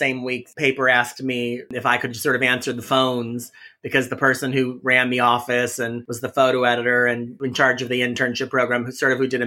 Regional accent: Hanover Park, Illinois, United States; moved away as an adult; also born or lived in Chicago / West Lafayette, Indiana; I was born in Chicago. And then when I was like 3 or 4, we moved to the suburbs of Chicago. So I grew up in a place called Hanover Park, Illinois

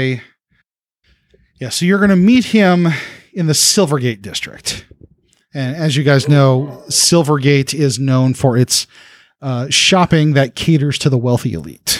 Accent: New Orleans, Louisiana, United States; I'm from New Orleans, where the strip clubs are extra depressing

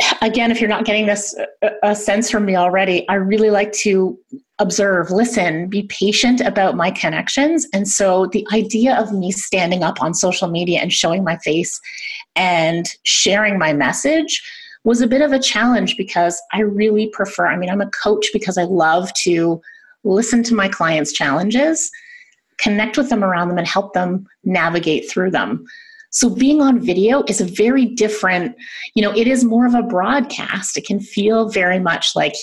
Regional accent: Canada; I'm Canadian

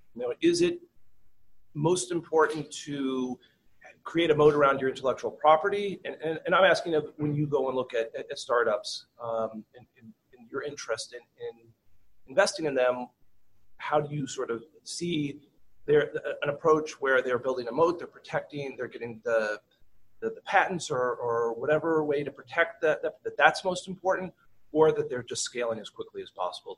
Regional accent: Kansas City, United States; I'm from Kansas, I'm proud Kansas Cityan

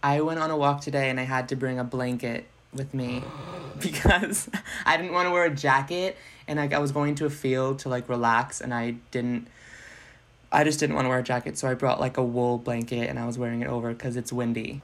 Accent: Salem, New Hampshire, United States; now in Manchester, United States; Salem is my hometown

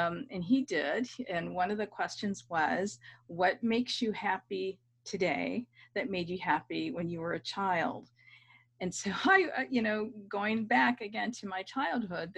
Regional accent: United States; first language English; also born or lived in London; me as an American, especially an American of color

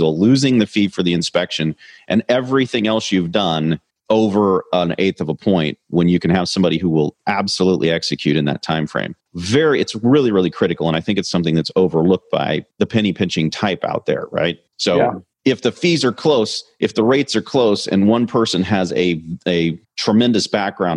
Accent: Kansas City, United States; I'm from Kansas City

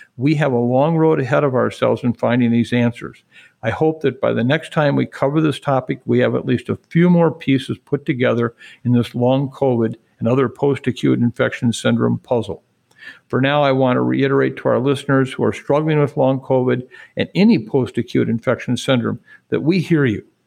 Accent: Waukon, Iowa, United States; I'm from Iowa. I'm very proud

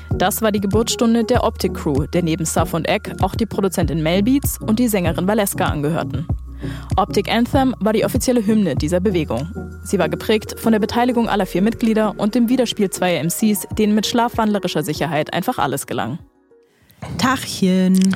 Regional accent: Berlin, Germany; ich komme halt aus Berlin

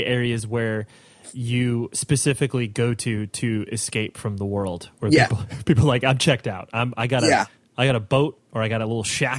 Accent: Las Vegas, Nevada, United States; born there; I was born in Vegas, and a lot of people have the impression of Vegas

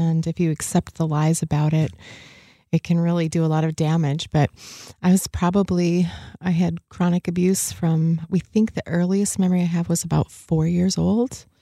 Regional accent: the other side of Michigan, United States; now in Grand Rapids, United States; I was born on the other side of the state.

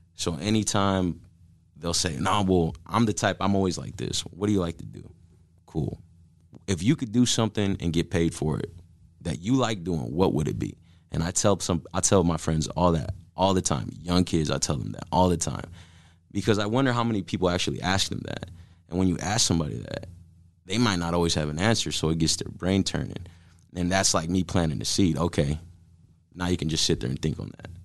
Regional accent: Omaha, Nebraska, United States; we're from South Omaha, born and raised.

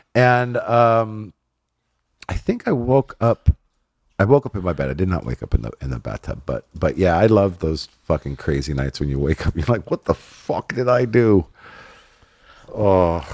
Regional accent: Inland Empire, Southern California, United States; also born or lived in Los Angeles / Hollywood / San Fernando Valley; grew up in the I E, um, and then got out to Hollywood, like, at about twelve, when I was twelve, San Fernando Valley and Hollywood and all that. So, yeah, California native, Southern California

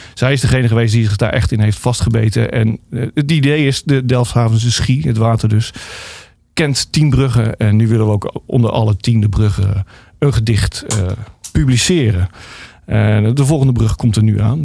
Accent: Rotterdam, South Holland, Netherlands; ik kom natuurlijk uit Rotterdam en daar was toen eh, de Gabberhouse uh, groot

